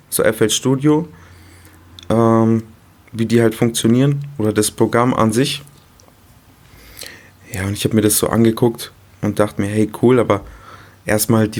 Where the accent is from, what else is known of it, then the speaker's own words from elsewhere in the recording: Munich, Bavaria, Germany; Ich bin 23 Jahre alt, komme aus München.